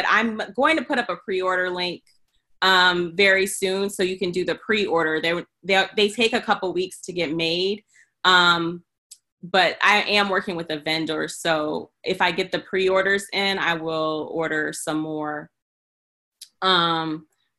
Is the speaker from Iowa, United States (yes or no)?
yes; Iowa, United States; moved away as an adult; also born or lived in New York; growing up in Iowa